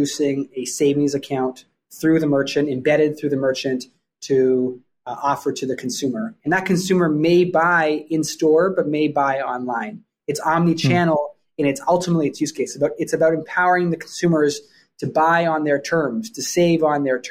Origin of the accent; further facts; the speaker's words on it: Vancouver, British Columbia, Canada; moved away as an adult; also born or lived in Toronto, Canada; now in New York, United States; I grew up in Vancouver, Canada